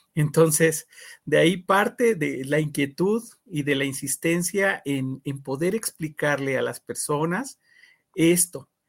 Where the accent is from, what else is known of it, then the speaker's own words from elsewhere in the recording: Mexico; como mexicanos